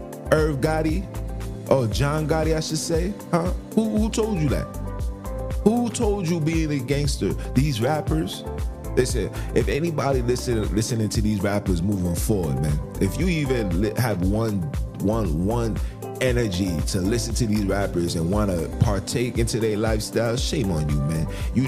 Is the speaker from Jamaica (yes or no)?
yes; Jamaica; I'm a Jamaican.